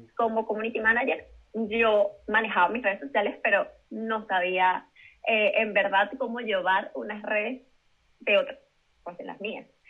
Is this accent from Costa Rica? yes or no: no; Venezuela; moved away as an adult; now in Madrid, Spain; yo soy venezolana, pero tengo mis papeles españoles porque mis abuelos son españoles